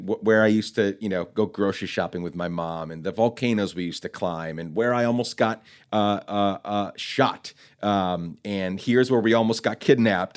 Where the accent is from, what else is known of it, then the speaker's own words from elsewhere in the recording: Guatemala; now in United States; I loved growing up in Guatemala